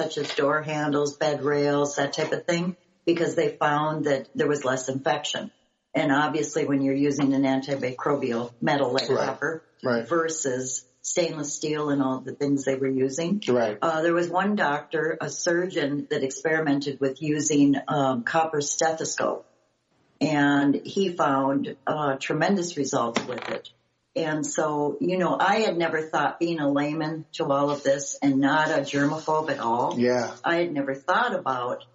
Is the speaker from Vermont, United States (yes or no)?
no; Duluth, Minnesota, United States; me growing up in Duluth, Minnesota, where we had all of the shipping because we were the hub on Lake Superior.